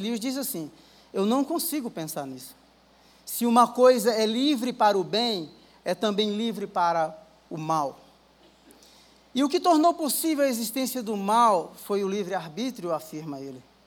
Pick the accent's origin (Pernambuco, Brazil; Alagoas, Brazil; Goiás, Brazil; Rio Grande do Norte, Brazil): Rio Grande do Norte, Brazil; moved away; eu sou do Rio Grande do Norte